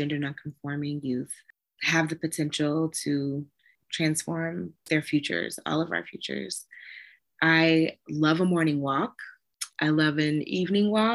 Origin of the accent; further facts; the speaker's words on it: Decatur, Georgia, United States; moved away as an adult; also born or lived in Washington, District of Columbia, United States / Maryland / Virginia; now in Michigan, United States; I'm from Decatur, where it's greater. I'm a Georgia peach and all my people are there